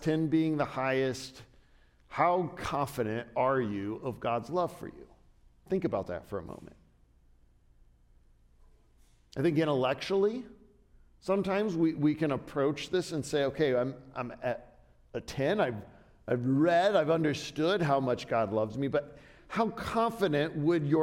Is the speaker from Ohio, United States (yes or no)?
yes; Southern Ohio, United States; When I was a kid in middle school, I grew up in Southern Ohio